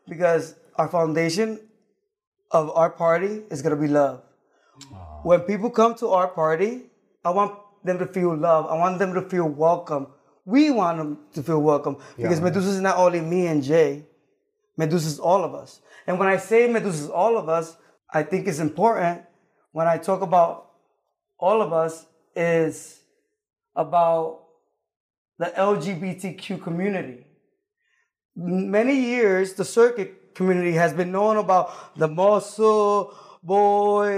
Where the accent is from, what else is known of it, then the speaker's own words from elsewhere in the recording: Puerto Rico; moved away as an adult; also born or lived in New York City, United States; now in Atlanta, United States; I'm from Puerto Rico